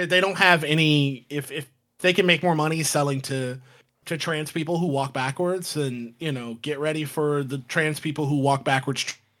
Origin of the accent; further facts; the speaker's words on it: St. Petersburg, Florida, United States; moved away; Florida's my hometown, my home state. And I'm only 90, like where I grew up in St. Petersburg, Florida, is only 90 minutes away from Orlando.